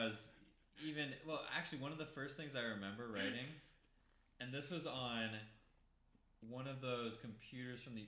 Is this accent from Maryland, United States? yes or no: yes; outside of Baltimore, Maryland, United States; moved away as an adult; also born or lived in Midwest; Outside of Baltimore and in a kind of morass of suburbs.